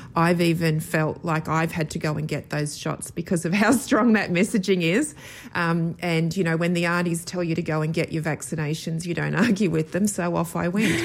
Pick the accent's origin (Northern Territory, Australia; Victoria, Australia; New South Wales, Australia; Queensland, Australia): New South Wales, Australia; Sydney; I grew up in Sydney.